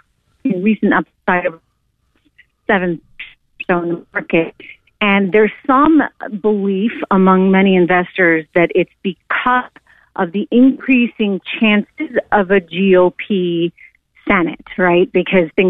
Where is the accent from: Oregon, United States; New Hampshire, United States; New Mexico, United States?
New Hampshire, United States; I grew up in the Granite State in New Hampshire